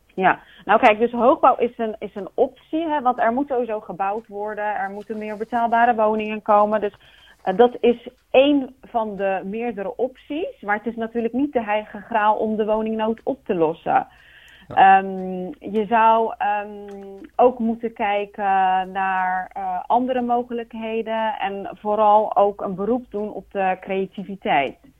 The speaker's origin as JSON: {"language": "Dutch", "town": "Rotterdam", "region": "South Holland", "country": "Netherlands", "tie": "born or raised there", "lives_now": "Capelle aan den IJssel, Netherlands", "said": "Ik ben geboren en opgegroeid in Rotterdam"}